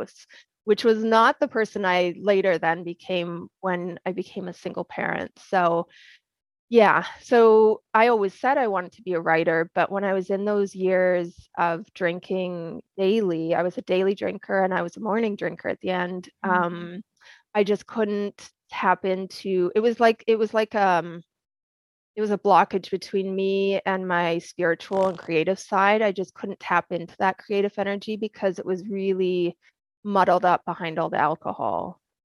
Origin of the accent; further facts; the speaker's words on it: Edmonton, Alberta, Canada; moved away as an adult; also born or lived in England / British Columbia; now in United States; I grew up in Edmonton, Alberta, Canada